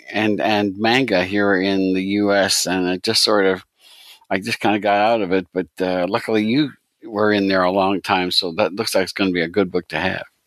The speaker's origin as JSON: {"language": "English", "country": "United States", "said": "I'm, I'm too American"}